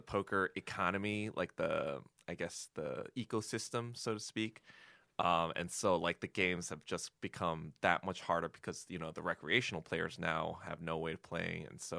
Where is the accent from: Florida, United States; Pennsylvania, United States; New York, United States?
New York, United States; Hartsdale; born or raised there; also born or lived in Yonkers, New York